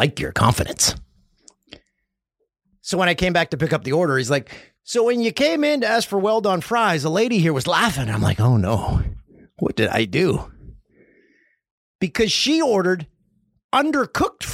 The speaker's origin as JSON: {"language": "English", "town": "Peterborough", "region": "Ontario", "country": "Canada", "tie": "born or raised there", "said": "Everyone's had some of that bacon in my hometown"}